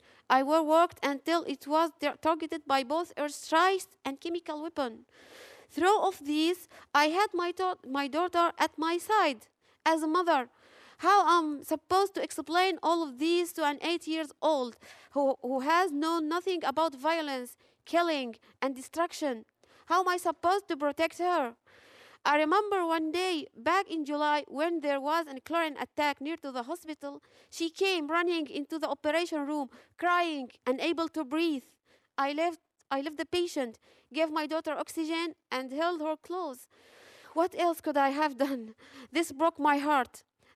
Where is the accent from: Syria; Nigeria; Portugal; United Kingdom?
Syria; Aleppo, Aleppo Governorate; English is a second language; I'm an OPGYN from Aleppo. I'm here today not only as a doctor, but as a wife, a mother, and a Syrian.